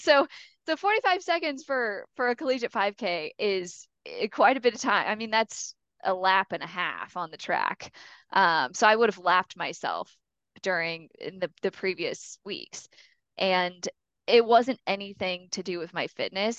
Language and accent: English; Mishawaka, Indiana, United States; I grew up in Mishawaka, Indiana, which is up right by South Bend